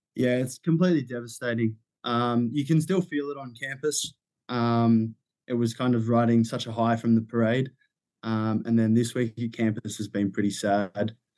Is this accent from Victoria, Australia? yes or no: no; Sydney, New South Wales, Australia; I come from Sydney, Australia